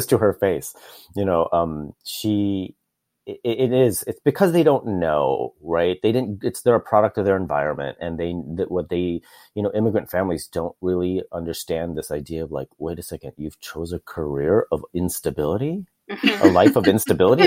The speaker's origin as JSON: {"language": "English", "town": "Chicago", "region": "Illinois", "country": "United States", "tie": "born or raised there", "said": "I was born and raised in Chicago, a very, very, very traditional Filipino Catholic family"}